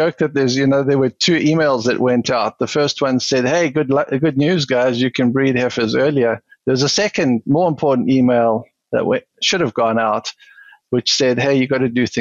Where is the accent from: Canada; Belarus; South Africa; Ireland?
South Africa; moved away as an adult; also born or lived in Wisconsin; now in United States; South African, born and bred, spent the first 40 years there